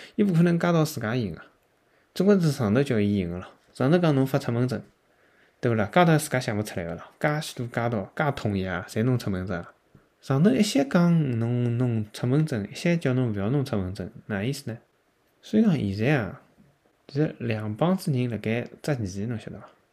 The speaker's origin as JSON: {"language": "Chinese", "region": "Shanghai", "country": "China", "said": "我堂堂一个上海"}